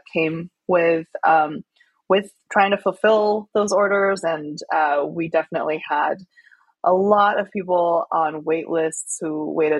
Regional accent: Chengdu, Sichuan, China; moved away; I grew up in Chengdu, which is known as the food capital of China. It's the capital city of Sichuan province.

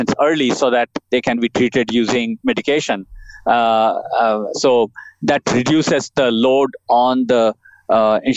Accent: India; moved away as an adult; also born or lived in Australia / Canada / United States; I was born in India.

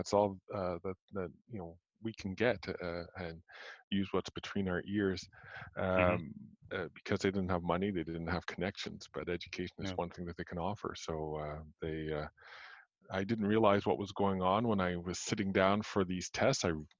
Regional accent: Montreal, Quebec, Canada; born there; I was born in Montreal. I'd like to say I'm a child of the 60s, although I was born in 1969 and almost halfway through.

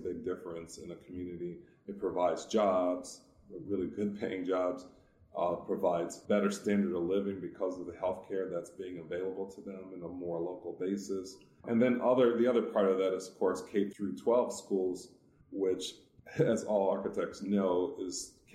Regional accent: Detroit, Michigan, United States; moved away as an adult; also born or lived in Washington, D.C. / Illinois; now in Arizona, United States; I'm originally from Detroit. I've been out of Detroit now for 20 years

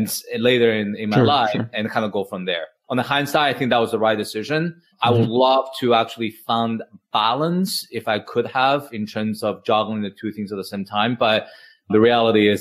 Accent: Spain; moved away as an adult; now in New York City, United States; I grew up in Spain. I'm Chinese in terms of ethnicity, but I grew up in Spain.

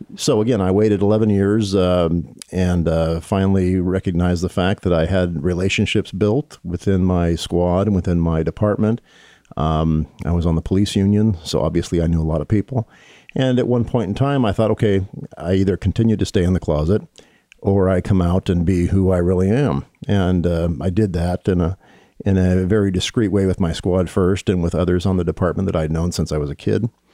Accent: Bellevue, Washington, United States; I was raised on the East Side in Bellevue

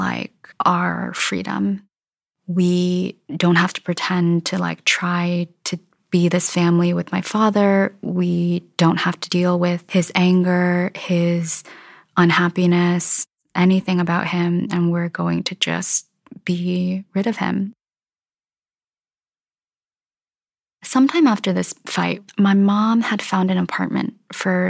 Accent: Minnesota, United States; I grew up in Minnesota

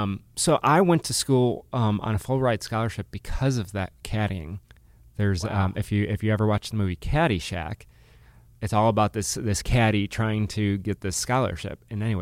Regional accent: Chicago, Illinois, United States; also born or lived in Massachusetts; I am, since Andy went deep into his past, I was born in Massachusetts, grew up in Chicago

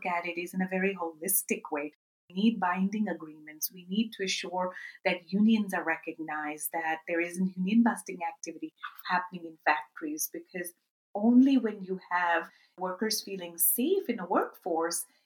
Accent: Karachi, Sindh, Pakistan; my hometown of Karachi, Pakistan

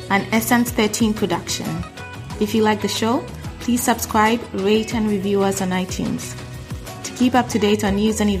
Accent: England, United Kingdom; Let's go for tea. I'm English.

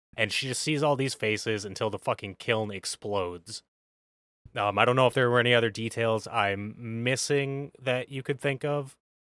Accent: United States; we're from America

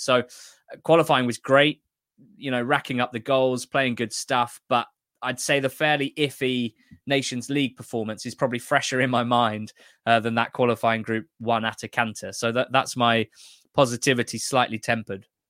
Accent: England, United Kingdom; I'm representing the enemy and, uh, obviously Scotland's group rivals England

